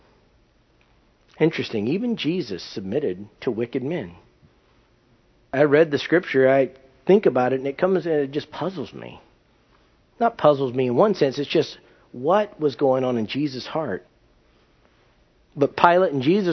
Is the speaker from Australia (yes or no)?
no; United States; also born or lived in California; I'm an American